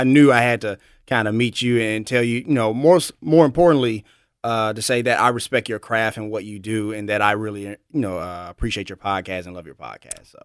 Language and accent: English; Memphis, Tennessee, United States; I'm born and raised in Memphis, Tennessee. I'm a, I'm a native